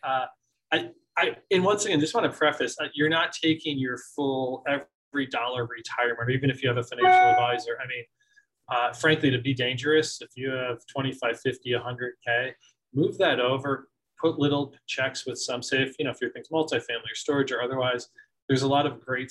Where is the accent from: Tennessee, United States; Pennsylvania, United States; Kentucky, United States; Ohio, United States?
Pennsylvania, United States; Scranton; I grew up in Scranton, PA